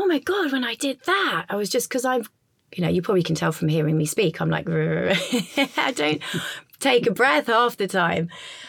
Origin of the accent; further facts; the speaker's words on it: England, United Kingdom; You know, I'm English. My business is there. My family's there. My nephews are there.